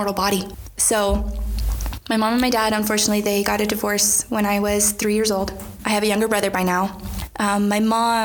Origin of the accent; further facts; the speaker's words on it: Wichita, Kansas, United States; also born or lived in Burlington, Kansas; when I was 10 or 11, my mom got remarried to a wonderful guy. I moved from Wichita, Kansas to Burlington, Kansas